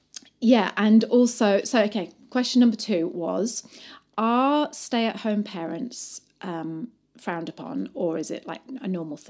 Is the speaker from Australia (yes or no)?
no; Bath, South West England, United Kingdom; moved away as an adult; now in New Zealand; I came from England in Bath, and I was used to like women being like my age.